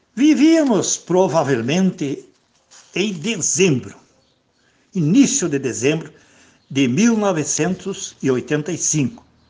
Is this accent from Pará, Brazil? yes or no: no; Bom Sucesso, Rio Grande do Sul, Brazil; Minha terrinha natal